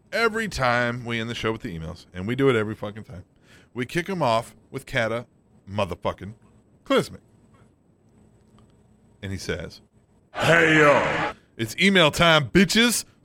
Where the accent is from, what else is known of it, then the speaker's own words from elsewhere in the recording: Australia; Except I didn't have that when I grew up in Australia.